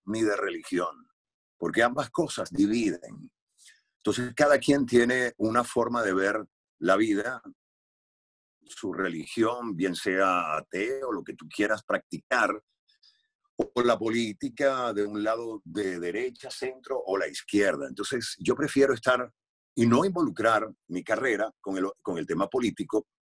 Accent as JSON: {"language": "Spanish", "country": "Venezuela", "moved": "as an adult", "said": "yo me fui de Venezuela hace 18 años"}